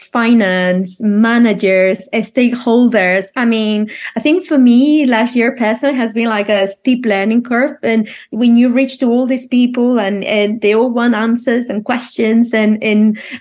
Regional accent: Spain; now in United Kingdom; I'm from Spain

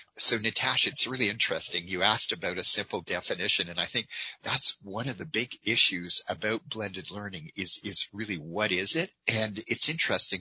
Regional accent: Calgary, Alberta, Canada; my hometown of Calgary

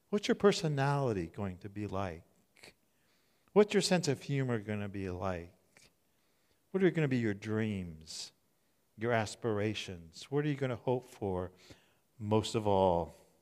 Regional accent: Southern California, United States; I grew up in Southern California

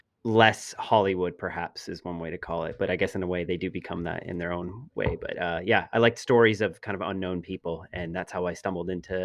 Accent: Toronto, Ontario, Canada; I'm from Toronto, Canada.

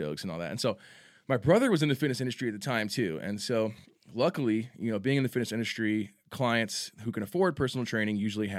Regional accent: San Antonio, Texas, United States; also born or lived in Grapevine; I was born in Grapevine, obviously. Texas, born in Texas, raised in San Antonio. I wasn't born here, but been here since I was a baby.

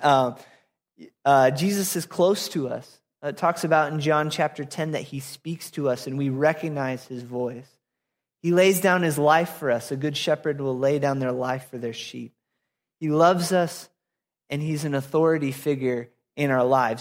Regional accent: Apple Valley, Minnesota, United States; moved away as an adult; also born or lived in Florida; I grew up in Apple Valley, Minnesota

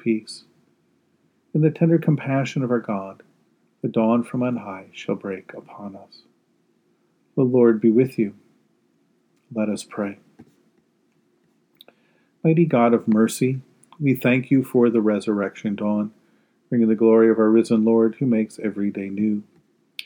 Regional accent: Arizona, United States; Growing up in Arizona

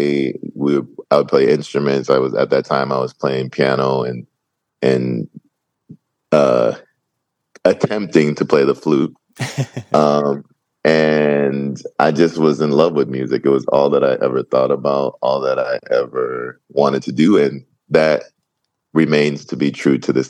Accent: Boston, Massachusetts, United States; now in Los Angeles, United States; I grew up in Boston, Massachusetts, and New England

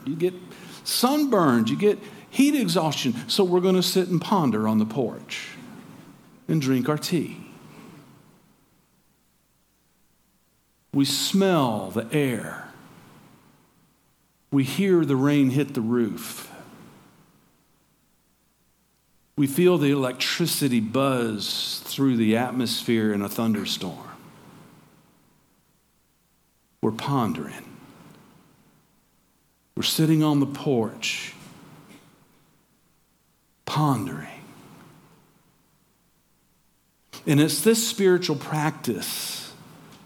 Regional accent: Georgia, United States; moved away; also born or lived in Tacoma, Washington; I'm from Georgia. I'm a Southerner

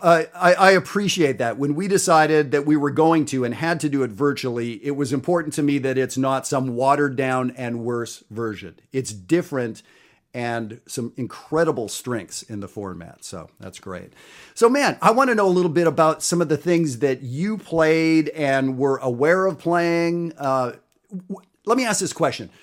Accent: Canada; I'm Canadian

